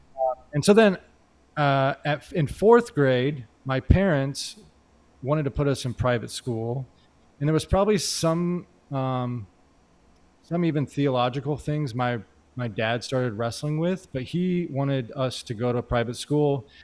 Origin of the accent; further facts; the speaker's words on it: Indianapolis, Indiana, United States; moved away as an adult; now in Phoenix, United States; I come here from Indianapolis, Indiana, so that's where I'm originally from.